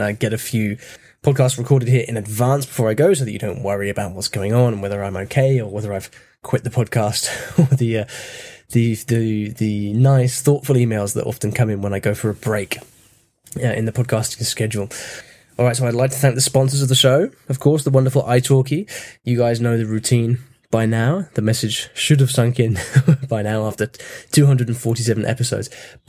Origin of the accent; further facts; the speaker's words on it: United Kingdom; first language English; So even in my mother tongue English, there's something going on that means that people don't think I'm actually from the UK.